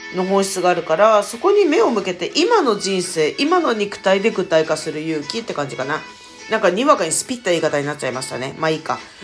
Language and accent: Japanese; Tokyo, Japan; accent: Edo dialect; 私もともとあの、東京出身で自分の方言は江戸弁っていう方言なんですけど